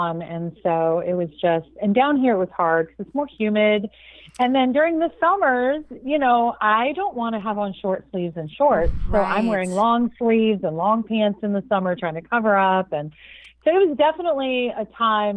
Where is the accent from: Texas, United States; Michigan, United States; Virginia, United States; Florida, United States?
Florida, United States; Jacksonville; also born or lived in Cleveland, Ohio; I'm originally actually from Cleveland, Ohio, but at around 8, my mom moved us cross country down to Jacksonville, Florida, and that has been home ever since